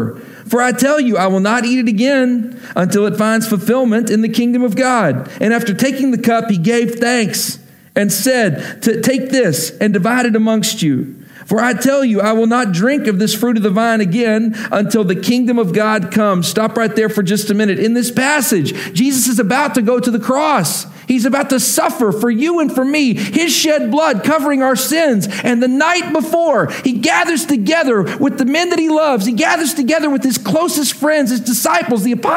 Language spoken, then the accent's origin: English; Texas, United States; I grew up in Texas, and so football was a really big deal